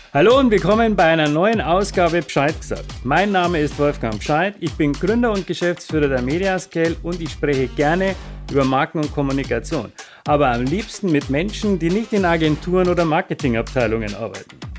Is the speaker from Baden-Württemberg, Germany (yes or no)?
no; Itzehoe, Schleswig-Holstein, Germany; Ich bin geboren in Itzehoe. Bei Wacken. Oder Wacken bei Itzehoe.